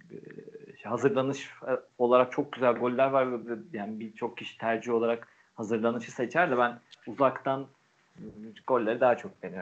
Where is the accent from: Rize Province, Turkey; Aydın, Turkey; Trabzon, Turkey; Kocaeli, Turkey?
Rize Province, Turkey